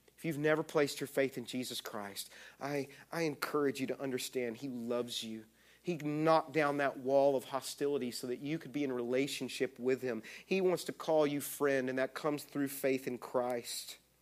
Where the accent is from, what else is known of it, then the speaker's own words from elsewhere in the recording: Texas, United States; I'm from Texas